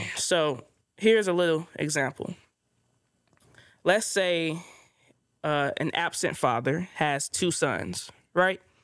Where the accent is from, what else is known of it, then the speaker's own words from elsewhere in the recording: Inglewood, California, United States; growing up in Inglewood